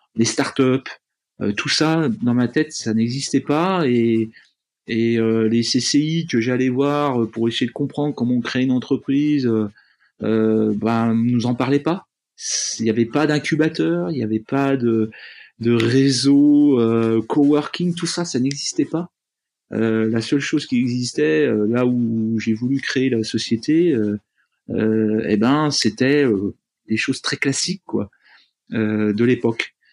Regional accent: Jura, Bourgogne-Franche-Comté, France; je suis jurassien de naissance. En fait, je suis né euh, dans une petite ville jurassienne

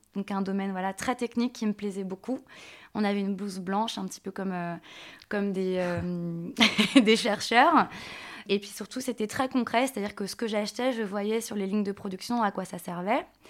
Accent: Nantes, Pays de la Loire, France; je viens de Nantes

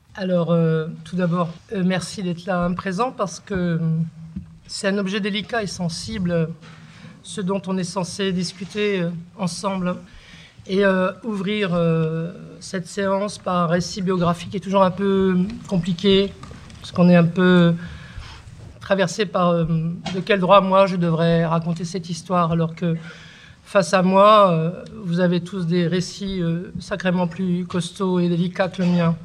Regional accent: Beauvais, Hauts-de-France, France; first language Kabyle; French is a second language; also born or lived in Algeria / Kabylie; j'ai grandi euh, d'abord à Beauvais, ensuite à la campagne dans l'Oise

